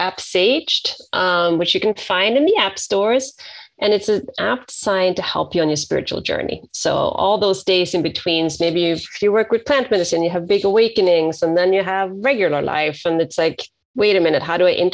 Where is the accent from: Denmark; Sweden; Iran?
Sweden; moved away as an adult; now in San Francisco, United States; I'm from Sweden, and I transitioned over to the States 20 years ago. I live in San Francisco